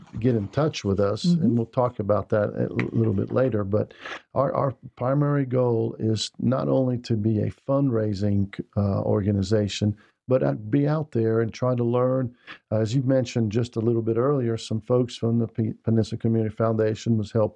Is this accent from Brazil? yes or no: yes; Brazil; now in United States; I grew up in Brazil.